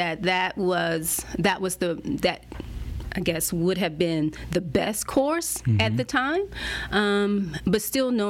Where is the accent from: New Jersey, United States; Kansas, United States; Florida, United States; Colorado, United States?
Florida, United States; Pensacola; moved away; also born or lived in Washington, D.C. / Maryland / Germany / South Korea; the projects that I grew up in Pensacola